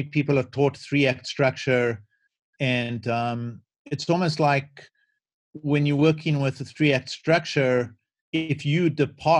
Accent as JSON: {"language": "English", "country": "South Africa", "tie": "born or raised there", "moved": "as an adult", "lives_now": "United States", "said": "growing up in South Africa"}